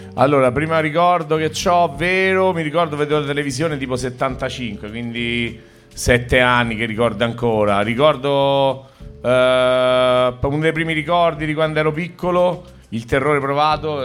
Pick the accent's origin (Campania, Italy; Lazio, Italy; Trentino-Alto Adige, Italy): Lazio, Italy; Rome; De Roma, io pure